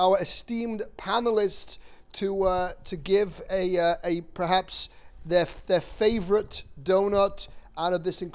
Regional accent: England, United Kingdom; I'm English.

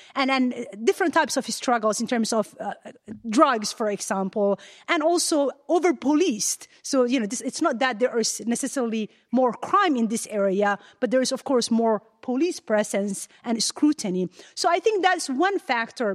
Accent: Ottawa, Ontario, Canada; moved away as an adult; now in United States; I've got all my education, my whole family's in Ottawa, Canada.

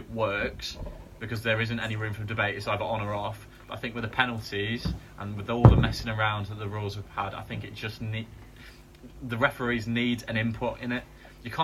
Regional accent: England, United Kingdom; It's because we're English. That's why.

